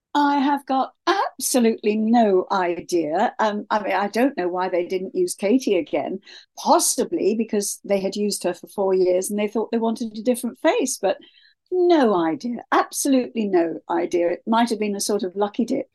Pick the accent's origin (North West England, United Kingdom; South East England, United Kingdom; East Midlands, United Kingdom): South East England, United Kingdom; Kent; moved away; also born or lived in Sydney, Australia; I am English, born in Kent